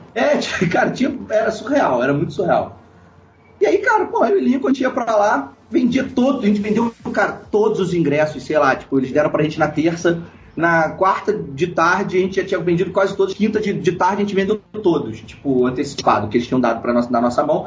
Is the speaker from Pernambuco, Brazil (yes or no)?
no; Petrópolis, Rio de Janeiro, Brazil; moved away; eu sou de Petrópolis, né? Nessa época eu morava em Petrópolis